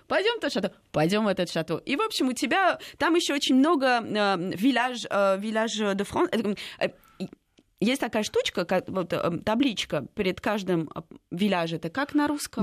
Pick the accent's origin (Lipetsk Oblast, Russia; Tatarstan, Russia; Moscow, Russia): Moscow, Russia; я вообще родилась в Москве